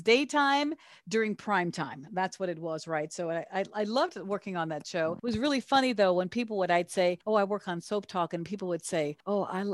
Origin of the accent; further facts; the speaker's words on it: Chicago, Illinois, United States; now in Los Angeles, United States; I am originally from Chicago, was always in theater and television